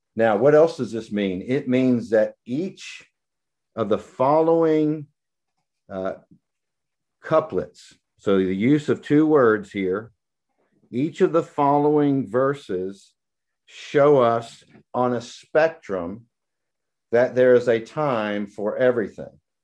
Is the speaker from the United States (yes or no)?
yes; the South, United States; I'm from the South